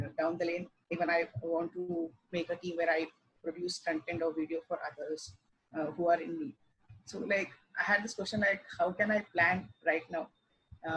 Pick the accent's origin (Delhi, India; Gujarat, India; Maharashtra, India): Maharashtra, India; Mumbai; I'm from Mumbai and finished my engineering last year